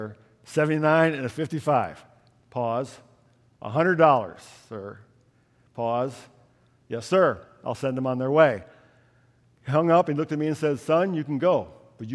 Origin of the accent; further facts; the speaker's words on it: New York, United States; moved away as an adult; also born or lived in Orlando, Florida; They moved from the town, small town in New York State that had been my hometown for 9 years